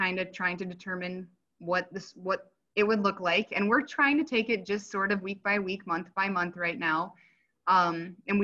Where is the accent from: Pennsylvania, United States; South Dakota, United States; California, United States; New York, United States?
South Dakota, United States; Brookings; moved away as an adult; also born or lived in Watertown, South Dakota; now in Yankton, United States; we grew up in Brookings, and our lives took us to Watertown